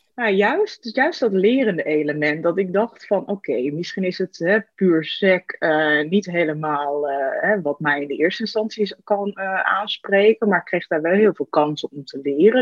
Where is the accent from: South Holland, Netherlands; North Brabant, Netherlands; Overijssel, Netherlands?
Overijssel, Netherlands; Hasselt; moved away as an adult; also born or lived in the middle of the Netherlands; ik ben, eh, opgegroeid in de buurt van Zwolle, in een, eh, klein dorpje Hasselt